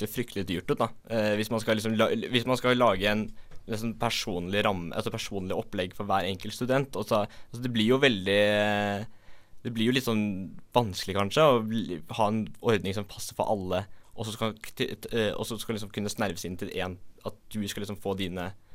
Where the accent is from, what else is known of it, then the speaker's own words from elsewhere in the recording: Asker, Akershus, Norway; moved away as an adult; now in Bergen, Norway; jeg er fra Asker